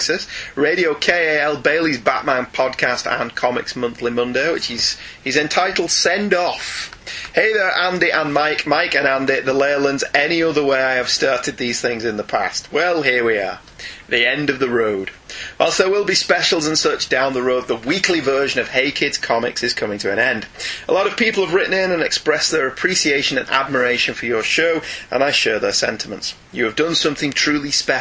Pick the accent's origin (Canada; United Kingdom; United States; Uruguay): United Kingdom; we're British